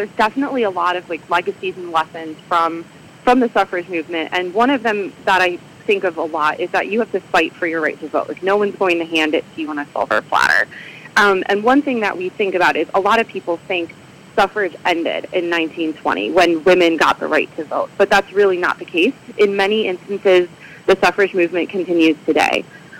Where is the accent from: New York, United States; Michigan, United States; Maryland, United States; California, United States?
Michigan, United States; moved away as an adult; now in Illinois, United States; So I moved here in 2012 for graduate school and ended up staying. I grew up in Michigan